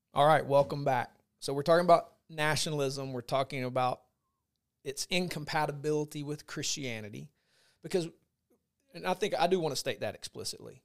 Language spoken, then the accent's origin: English; United States; as an American